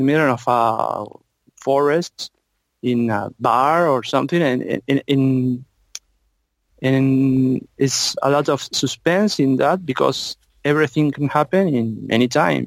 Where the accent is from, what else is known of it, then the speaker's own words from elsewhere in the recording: Tucumán, Argentina; from Argentina, from a province called Tucumán